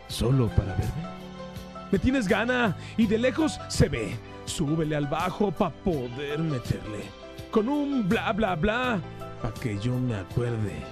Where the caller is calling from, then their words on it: Guadalajara, Jalisco, Mexico; De Guadalajara.